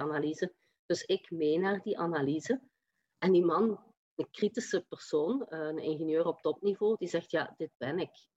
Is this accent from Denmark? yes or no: no; Limburg, Flanders, Belgium; accent: Limburgish; also born or lived in Leuven; Ik heb een Limburgse tongval en die zal niet weggaan, maar ik opereer wel vanuit Leuven